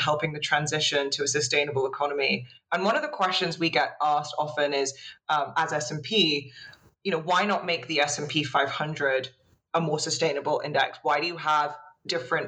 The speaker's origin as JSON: {"language": "English", "country": "United Kingdom", "said": "being British and self-deprecating comes naturally"}